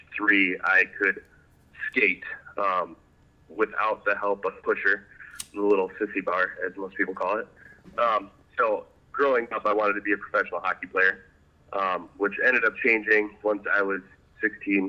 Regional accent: Traverse City, Michigan, United States; I grew up in Traverse City, Michigan with my adoptive family.

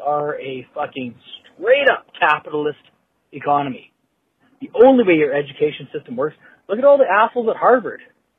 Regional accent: Canada; I'm a Canadian. I'm stuck in fucking socialist fucking Canada

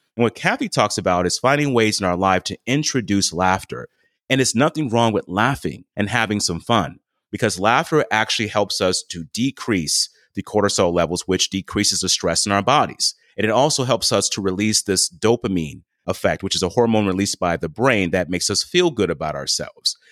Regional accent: the South, United States; I was born and raised in the South

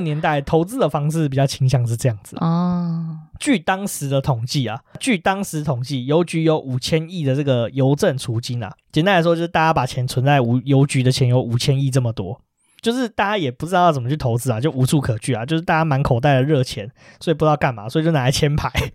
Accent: Taipei, Taiwan; 因为我们台北人

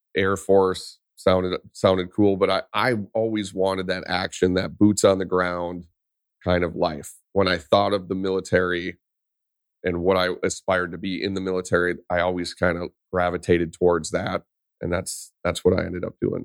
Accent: Vadnais Heights, Minnesota, United States; I grew up in Vadnus Heights, Minnesota, which is just north of Saint Paul

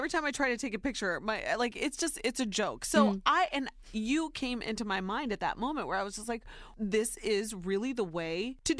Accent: Ohio, United States; born or raised there

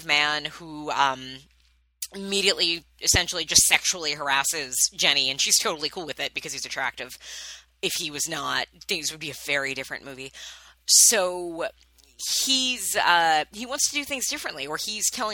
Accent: Long Island, New York, United States; born or raised there

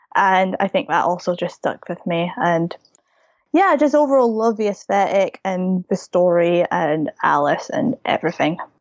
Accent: United Kingdom; I'm from the U K

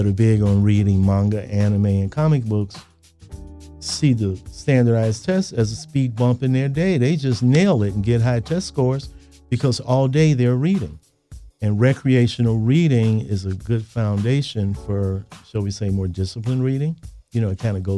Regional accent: Chicago, Illinois, United States; I was born and raised in Chicago

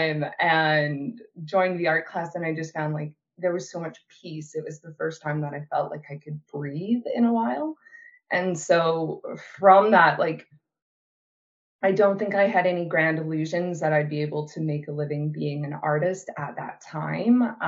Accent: Brandon, Manitoba, Canada; moved away as an adult; moved back to Brandon, Manitoba for a boy

